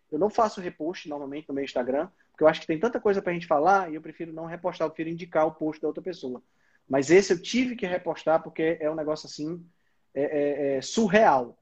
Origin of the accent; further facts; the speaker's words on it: Northeast Region, Brazil; Mas somos nordestinas